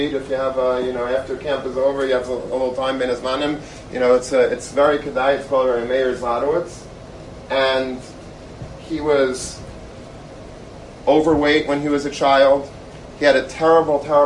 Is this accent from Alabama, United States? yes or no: no; Long Beach, New York, United States; I grew up in Long Beach.